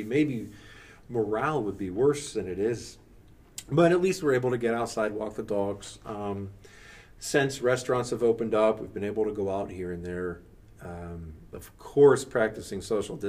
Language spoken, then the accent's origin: English; Carrollton, United States; I grew up in Carrollton. It's a rural community.